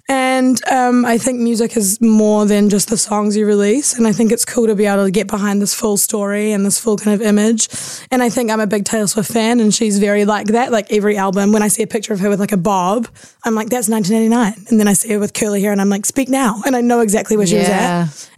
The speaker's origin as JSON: {"language": "English", "region": "Auckland", "country": "New Zealand", "tie": "born or raised there"}